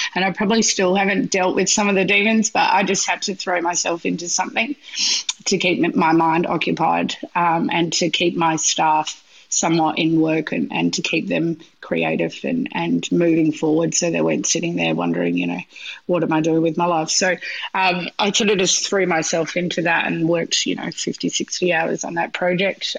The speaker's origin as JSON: {"language": "English", "region": "Western Australia", "country": "Australia", "tie": "born or raised there", "moved": "yes", "said": "get over to Western Australia, which is my hometown"}